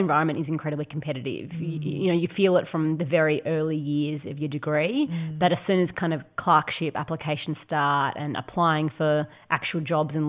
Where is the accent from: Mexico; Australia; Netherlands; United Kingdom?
Australia; Ballarat, Victoria; also born or lived in Bendigo; I grew up in Bendigo and then moved quite shortly to Ballarat